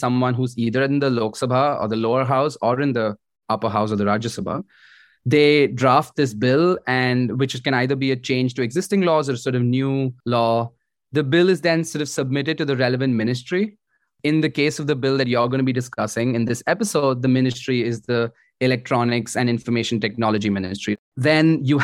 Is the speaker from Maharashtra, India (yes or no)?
yes; Mumbai, Maharashtra, India; also born or lived in Delhi; I was brought up in Mumbai, so spent most of my time in Mumbai.